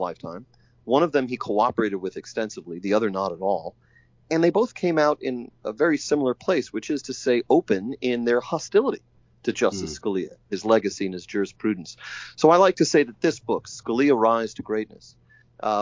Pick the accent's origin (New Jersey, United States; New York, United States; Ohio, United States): New York, United States; New York City; now in Washington, United States; I'm an outer borough New Yorker as well. I come from Staten Island